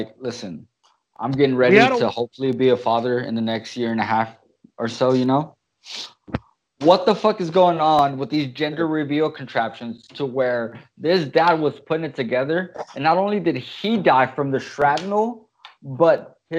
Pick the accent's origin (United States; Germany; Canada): United States; California; I'm from California